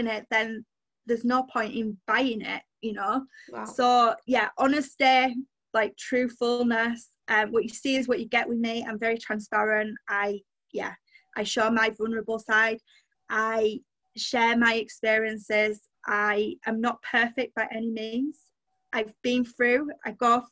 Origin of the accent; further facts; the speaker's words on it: Yorkshire and the Humber, United Kingdom; I'm a Yorkshire girl through and through